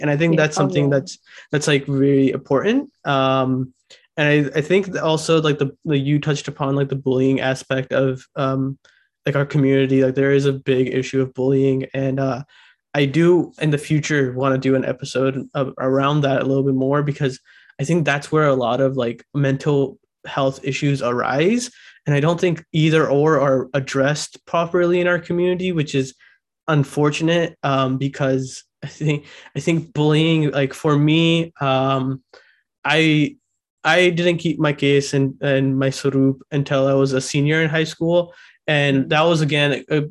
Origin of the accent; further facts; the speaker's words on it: Sacramento, California, United States; I'm from Sacramento, and I actually was a part of a BPSHI workshop that was held at one of the gurdwara around my house.